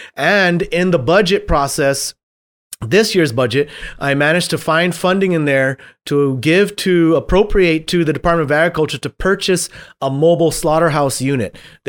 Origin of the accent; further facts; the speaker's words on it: Guam; I was born and raised. I was born and raised on Guam.